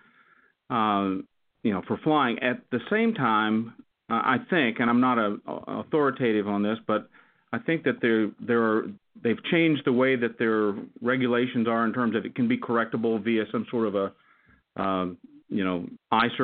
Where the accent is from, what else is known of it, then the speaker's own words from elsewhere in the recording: West Texas, United States; moved away as an adult; I grew up in West Texas